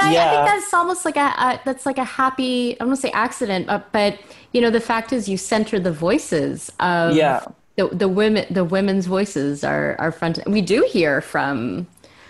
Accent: Canada; also born or lived in Montreal, Quebec / Ontario; I grew up born in Montreal, grew up between, you know, Quebec and Ontario.

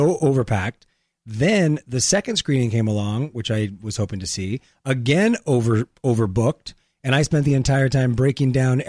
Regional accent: La Puente, California, United States; I grew up in La Puente.

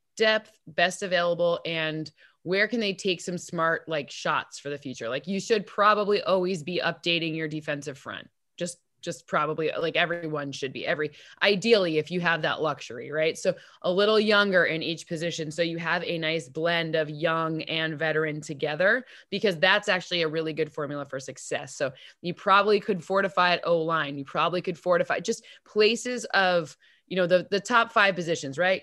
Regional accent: East Lansing, Michigan, United States; I'm from East Lansing

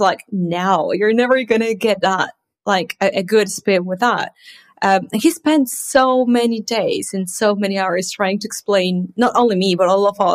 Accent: Mexico; now in Manchester, United Kingdom; live in the UK. But I'm originally from Mexico

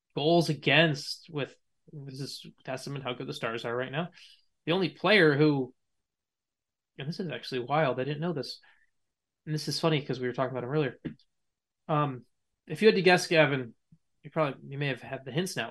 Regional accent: United States; as an American

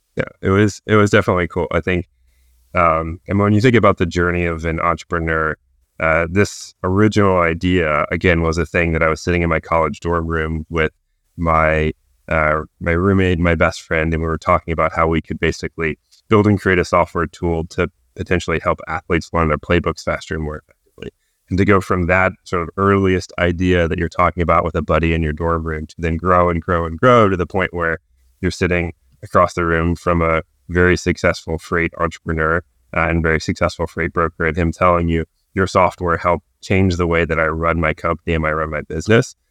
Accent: New Bern, North Carolina, United States; also born or lived in Chapel Hill, North Carolina; I'm originally from Newbern, North Carolina

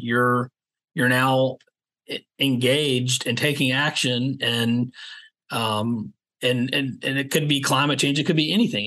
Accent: Savannah, Georgia, United States; now in Charleston, United States; I grew up in Savannah

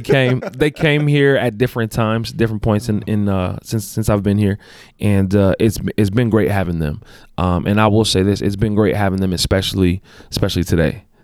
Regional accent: Los Angeles, California, United States; moved away as an adult; also born or lived in Compton, California; now in Utah, United States; born and raised in Los Angeles, California.

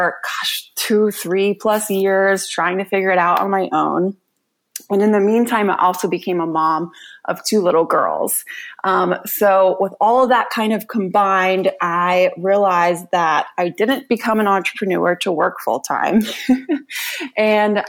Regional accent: Raleigh, North Carolina, United States; I grew up in Raleigh, North Carolina

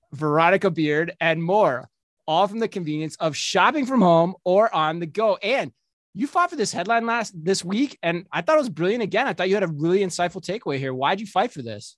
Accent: Minnesota, United States; we're from Minnesota

